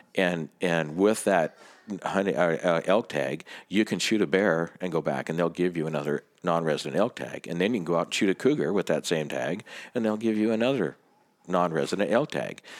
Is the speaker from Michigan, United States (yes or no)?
no; Startup, Washington, United States; Startup Washington.